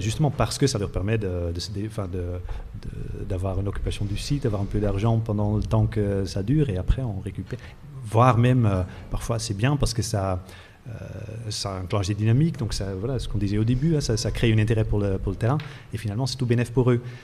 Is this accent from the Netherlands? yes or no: yes; Netherlands; moved away; je viens des Pays-Bas euh, moi-même